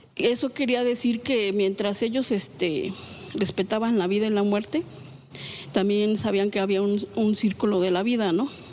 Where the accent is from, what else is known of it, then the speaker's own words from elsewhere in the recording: Xochicuautla, State of Mexico, Mexico; la comunidad que yo vengo de Xochicuautla